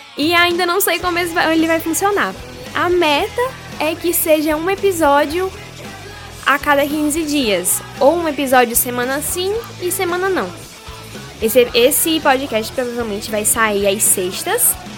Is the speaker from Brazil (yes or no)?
yes; Pernambuco, Brazil; accent: nordestino; now in Bahia, Brazil; sou de Pernambuco, sou nordestina, então você vai escutar muito do meu sotaque por aqui.